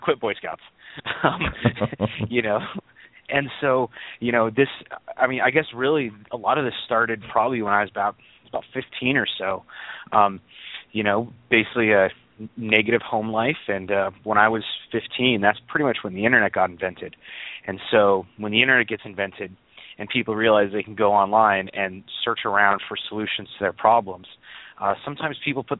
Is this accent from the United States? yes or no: yes; California, United States; I grew up in California